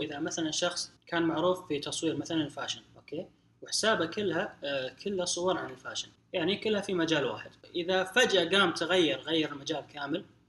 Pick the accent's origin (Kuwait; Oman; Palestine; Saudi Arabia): Saudi Arabia; عندنا في السعوديه او في الخليج